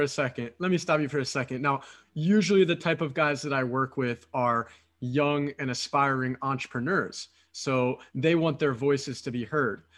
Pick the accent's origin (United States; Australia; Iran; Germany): United States; Philadelphia, Pennsylvania; moved away as an adult; now in Romania; I'm originally from Philadelphia, from the United States